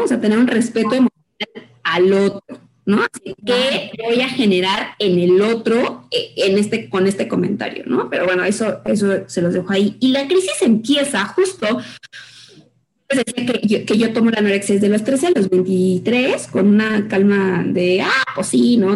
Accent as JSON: {"language": "Spanish", "country": "Mexico", "said": "como mexicanos"}